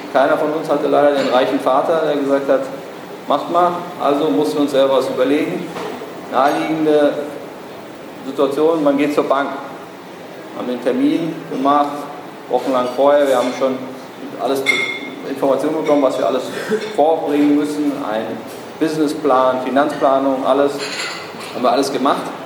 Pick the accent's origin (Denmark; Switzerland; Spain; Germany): Germany; Berlin; ich bin Berliner